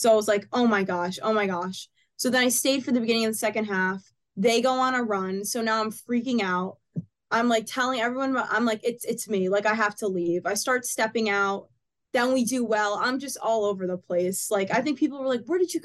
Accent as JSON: {"language": "English", "region": "New Jersey", "country": "United States", "said": "we're from Jersey"}